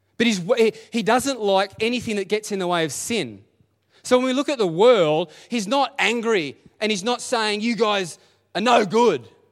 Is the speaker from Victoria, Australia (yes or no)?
yes; Dingley Village, Victoria, Australia; I'm just a kid from Dingley